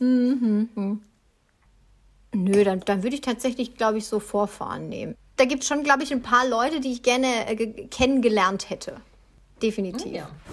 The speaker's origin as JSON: {"language": "German", "region": "Baden-Württemberg", "country": "Germany", "said": "ich bin ein Schwabe"}